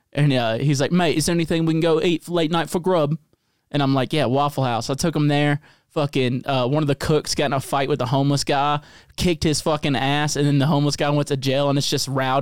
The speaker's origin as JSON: {"language": "English", "region": "the South", "country": "United States", "said": "I'm from the South"}